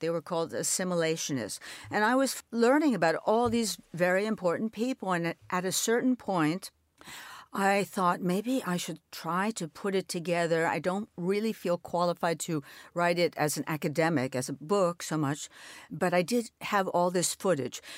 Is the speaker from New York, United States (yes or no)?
yes; New York City, New York, United States; I'm an only child. I grew up in New York